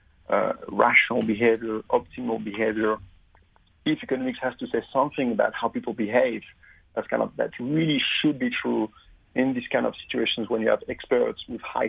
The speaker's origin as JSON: {"language": "English", "country": "France", "also_born_or_lived": "London, United Kingdom", "accent": "French", "moved": "as an adult", "lives_now": "Queensland, Australia", "said": "as you make it from my accent, I'm actually French originally"}